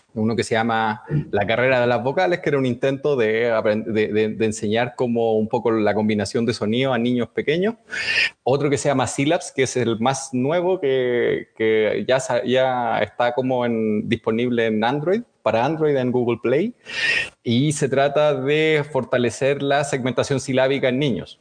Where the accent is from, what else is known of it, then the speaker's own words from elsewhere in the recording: Chile; soy psicólogo y también soy chileno